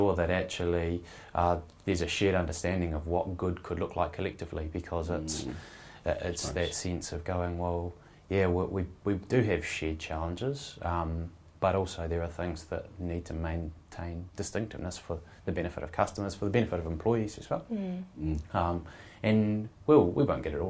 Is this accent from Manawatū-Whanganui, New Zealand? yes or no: no; Dunedin, Otago, New Zealand; now in Wellington, New Zealand; Dunedin. So that's my hometown